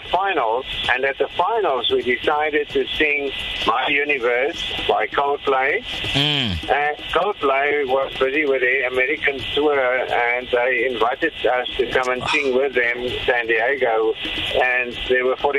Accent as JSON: {"language": "English", "country": "Canada", "said": "I come from Canada. We've been touring Canada twice already."}